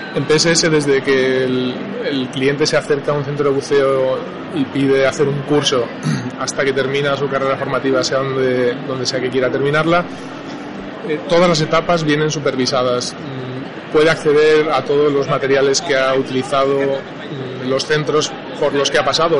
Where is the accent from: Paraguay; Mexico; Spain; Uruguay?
Spain; Navarre; soy navarro y en Navarra no tenemos mar